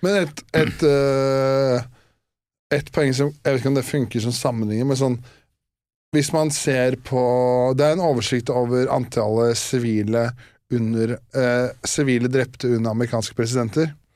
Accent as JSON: {"language": "Norwegian", "town": "Årnes", "region": "Akershus", "country": "Norway", "said": "Årnes, der jeg er fra"}